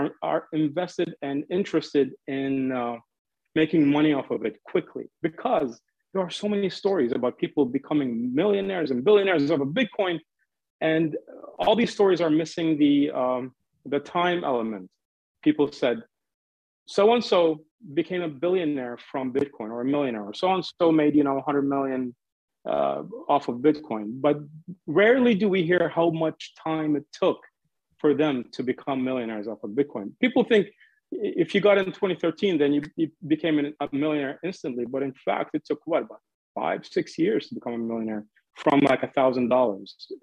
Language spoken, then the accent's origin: English; San Diego, California, United States; moved away as an adult; also born or lived in Iraq; now in Washington, D.C., United States; I was born in Iraq and I grew up in the United States in California mainly. So shout out to San Diego